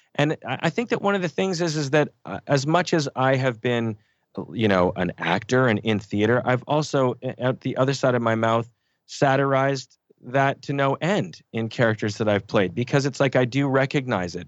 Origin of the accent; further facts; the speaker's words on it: Canada; we grew up in Canada